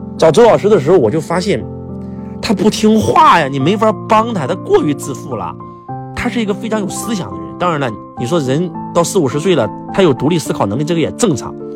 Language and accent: Chinese; Henan, China; 我们河南被称为中原，河南人的口头禅是“中”